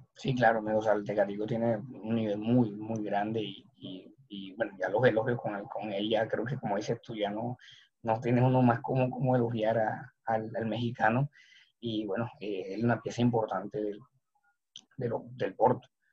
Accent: Colombia

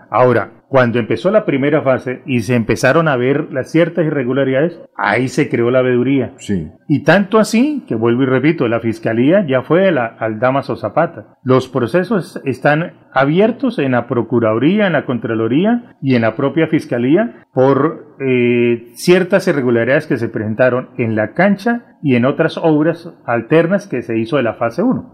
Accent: Chiquinquirá, Boyacá, Colombia; also born or lived in Cúcuta; now in Bucaramanga, Colombia; yo soy boyacense en Chinquiquirá, Boyacá. Estudié eh, eh, mucho tiempo en Cúcuta

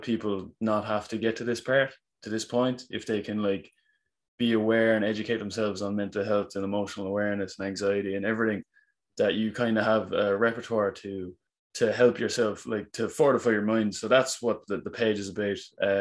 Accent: Cork, Munster, Ireland; I'm from Cork in Ireland

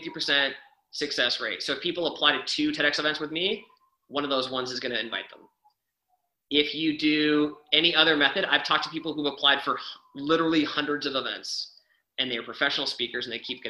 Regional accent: Canada; I'm Canadian

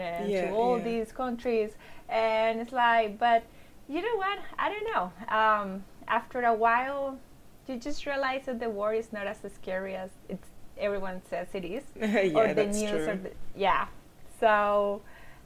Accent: Venezuela; moved away as an adult; now in United States; I am from Venezuela in South America. I am from a very small city in the south of the country.

